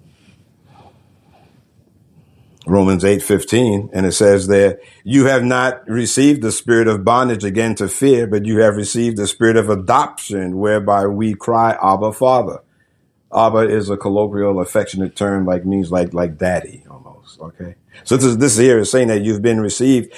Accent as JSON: {"language": "English", "town": "New York City", "region": "New York", "country": "United States", "tie": "born or raised there", "said": "I was raised in the Northeast, you know, New York City"}